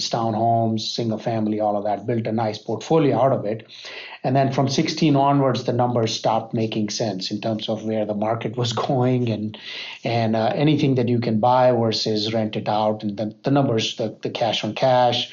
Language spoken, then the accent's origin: English; Charlotte, North Carolina, United States; I'm from Charlotte, North Carolina